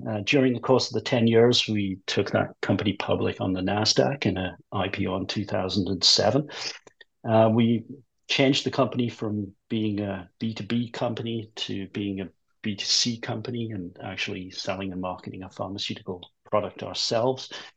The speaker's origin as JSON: {"language": "English", "region": "England", "country": "United Kingdom", "also_born_or_lived": "United States", "moved": "as an adult", "said": "I'm English originally"}